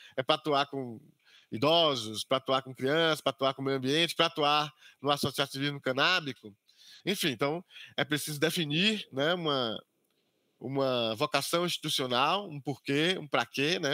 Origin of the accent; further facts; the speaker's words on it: Camacã, Bahia, Brazil; eu sou natural aqui do interior da Bahia, é, de Camacã, no interior da Bahia